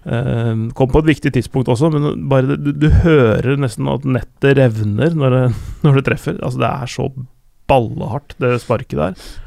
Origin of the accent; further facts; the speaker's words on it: Sandnes, Rogaland, Norway; Jeg er fra Sandnes, ja. ja det er, det er Nord-Jæren